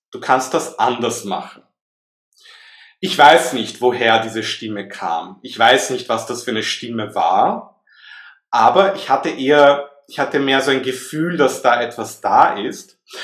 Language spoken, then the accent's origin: German; Vienna, Austria; also born or lived in Southern France; now in France; ich bin in Wien geboren, wie man das vielleicht ein bisschen heraushören kann aus meinem Akzent heraus.